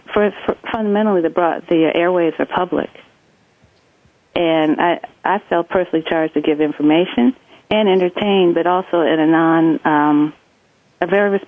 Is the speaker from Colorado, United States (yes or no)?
no; Columbus, Ohio, United States; Because I grew up outside of Columbus, Ohio, and they say standard American English is spoken in Dayton, Ohio, which is about 50 miles southwest of where I grew up.